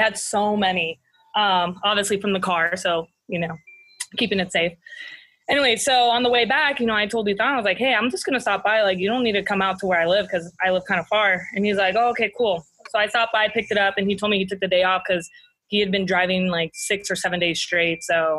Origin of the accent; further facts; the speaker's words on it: Biarritz, Nouvelle-Aquitaine, France; English is a second language; I'm from the Southwest. So Biarritz is the city I'm from. And it's right on the coast, so it's known for surfing. It's all about beaches and seafood. And I obviously am super thankful to be, you know, from France, but also to be from the beach.